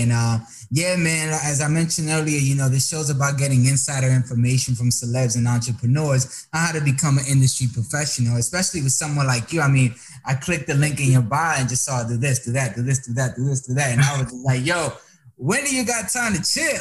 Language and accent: English; Dominican Republic; also born or lived in Tampa, Florida; Dominicano here